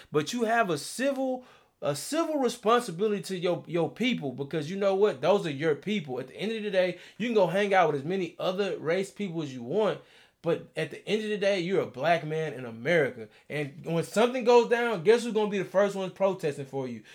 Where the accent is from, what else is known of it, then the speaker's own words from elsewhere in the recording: Beaumont, Texas, United States; I grew up in Beaumont. I grew up fifteen minutes from Vida, Texas